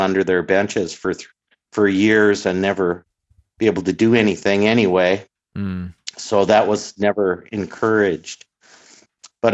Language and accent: English; Brainerd, Minnesota, United States; hometown where I live in Brainerd, Minnesota.